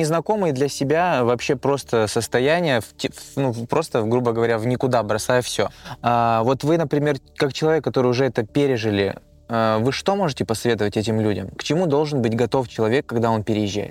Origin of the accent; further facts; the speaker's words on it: Kazakhstan; now in Russia; я вообще родился и вырос в Казахстане